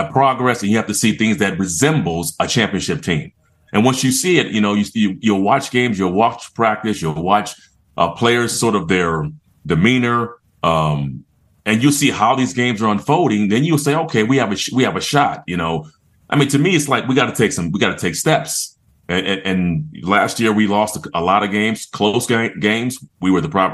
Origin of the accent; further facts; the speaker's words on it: San Diego, California, United States; moved away as an adult; also born or lived in Georgia; I grew up in California. I'm a West Coast kid. And, you know, I'm a San Diego guy.